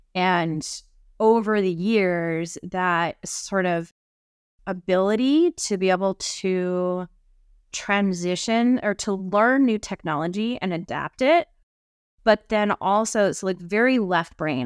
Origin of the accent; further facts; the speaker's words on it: Idaho, United States; I grew up here in Idaho in the mountains